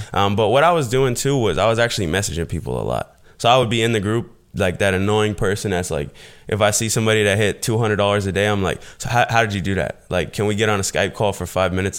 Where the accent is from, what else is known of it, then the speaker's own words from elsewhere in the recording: Fort Myers, Florida, United States; I was born in Fort Myers, Florida. It's a small town in Southwest Florida, um, pretty much just having a single mother situation